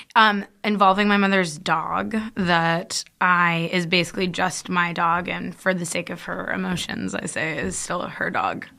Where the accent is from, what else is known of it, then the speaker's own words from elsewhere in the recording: California, United States; we're from California